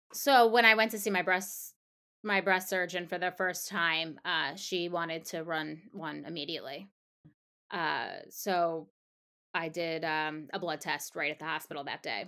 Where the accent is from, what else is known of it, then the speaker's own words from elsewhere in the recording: Long Island, New York, United States; now in New York City, United States; I grew up on Long Island